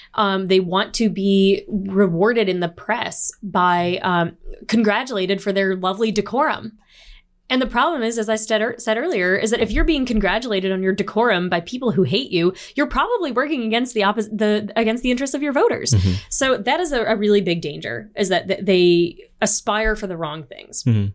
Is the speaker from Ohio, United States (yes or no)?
yes; Toledo, Ohio, United States; I'm from the Midwest. I'm from Toledo, Ohio.